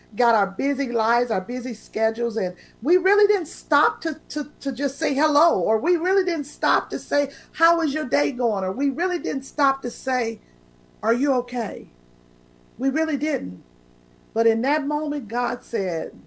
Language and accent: English; Oklahoma City, Oklahoma, United States; moved away; I come from Tornado Alley. I lived in Oklahoma City